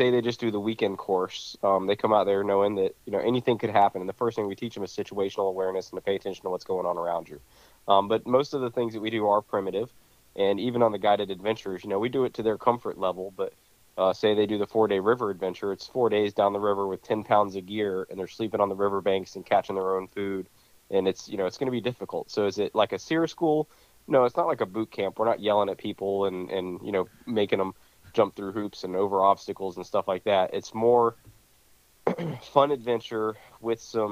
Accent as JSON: {"language": "English", "town": "Ocala", "region": "Florida", "country": "United States", "tie": "born or raised there", "also_born_or_lived": "Georgia", "said": "I've lived here in Ocala most all my life"}